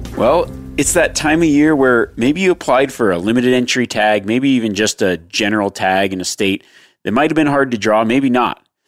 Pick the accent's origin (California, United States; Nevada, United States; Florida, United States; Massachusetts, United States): Nevada, United States; my home state of Nevada